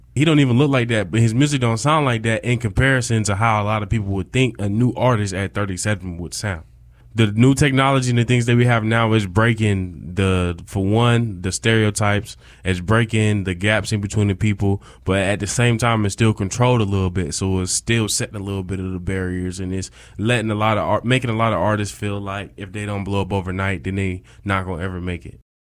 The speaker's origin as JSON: {"language": "English", "town": "Rochester", "region": "New York", "country": "United States", "said": "I'm from Rochester, New York. upstate New York."}